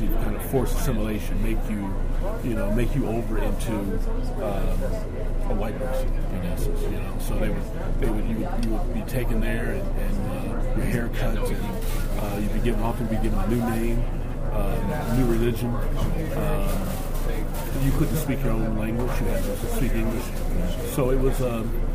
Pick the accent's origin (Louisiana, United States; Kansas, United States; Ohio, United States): Kansas, United States; Lawrence; growing up in Lawrence, living in Lawrence